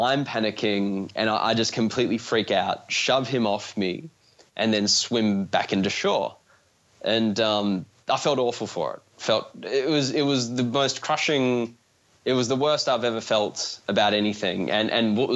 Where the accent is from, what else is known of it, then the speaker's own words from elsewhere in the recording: Australia; I'm from Australia